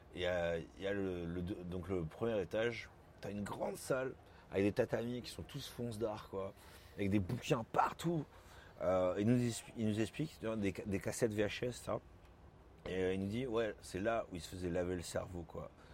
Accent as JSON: {"language": "French", "town": "Bordeaux", "region": "Nouvelle-Aquitaine", "country": "France", "tie": "born or raised there", "also_born_or_lived": "Lyon / Paris", "moved": "as an adult", "said": "j'ai grandi à Bordeaux, donc je suis parti à Lyon pour faire mes études"}